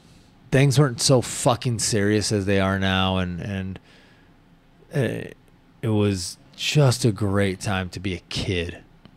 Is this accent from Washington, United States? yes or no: yes; Washington, United States; I have a lot of memories, you know, from where I grew up in Washington.